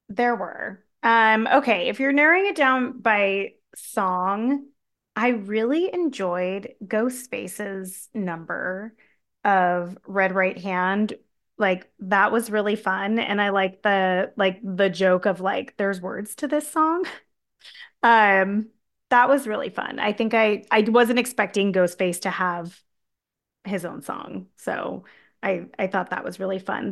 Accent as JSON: {"language": "English", "town": "San Diego", "region": "California", "country": "United States", "said": "I'm from San Diego"}